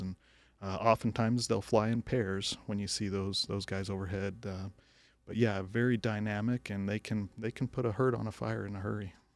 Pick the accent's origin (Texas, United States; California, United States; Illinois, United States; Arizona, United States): Arizona, United States; Flagstaff; also born or lived in Utah; I grew up in Flagstaff, Arizona